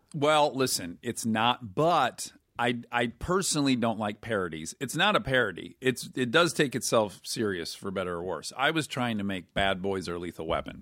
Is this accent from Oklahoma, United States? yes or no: no; Detroit, Michigan, United States; I'm from Detroit, where it is gray eight months of the year